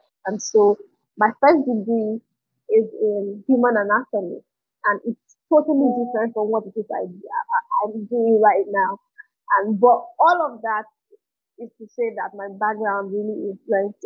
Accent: Port Harcourt, Rivers State, Nigeria; moved away as an adult; now in Lagos, Nigeria; I grew up in Port Harcourt.

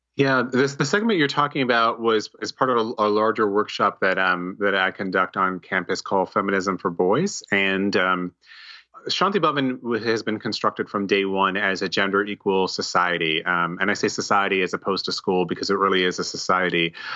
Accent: New Jersey, United States; also born or lived in New York City / Montclair / North Caldwell / Boonton Township; I was born in New York City, um, uh, Columbia University Hospital, and, um, you know, grew up in, um, New Jersey m, most of my life, uh, Montclair

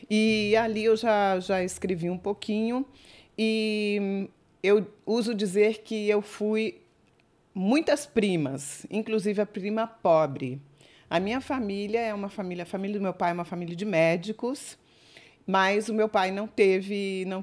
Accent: Juiz de Fora, Minas Gerais, Brazil; born there; Bom, eu nasci em Minas

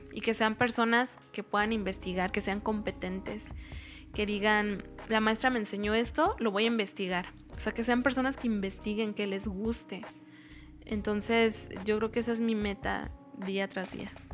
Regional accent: Mexico; como mexicanos, como cultura mexicana

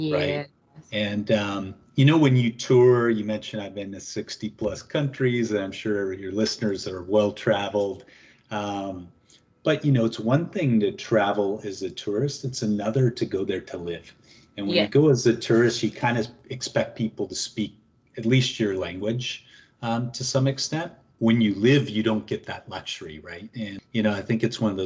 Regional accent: Seattle, Washington, United States; moved away as an adult; also born or lived in Geneva, Switzerland; now in Toronto, Canada; being a American born and raised in Seattle who never lived outside the U.S., let alone really the Washington state

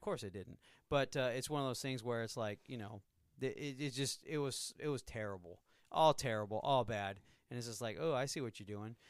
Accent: United States; I'm from America

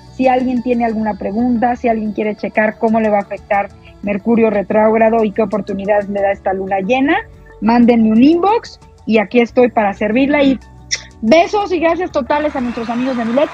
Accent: Mexico; para nosotros como mexicanos

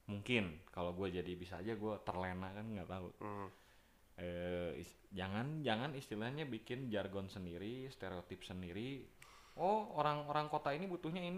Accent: Bandung, West Java, Indonesia; tapi gue orang Bandung lagi capek nih macet pak

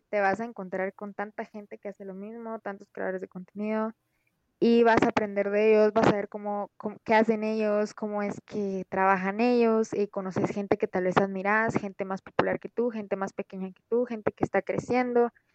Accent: Guatemala; como ciudadano guatemalteco

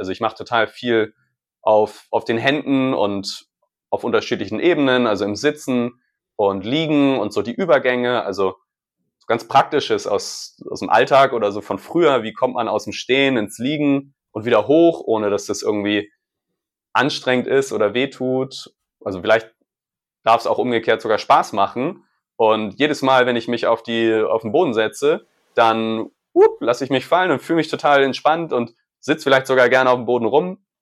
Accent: Hamburg, Germany; moved away; ich bin bei der Familie in der Heimat in Hamburg und in, quasi in meinem Heimathaus, wo ich aufgewachsen bin

